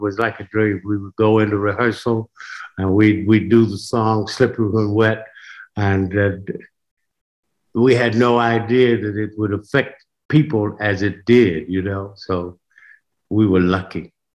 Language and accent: English; Tuskegee, Alabama, United States; moved away; I'm of course from Tuskegee, and in Tuskegee, my mother was a hairdresser, she was a beautician.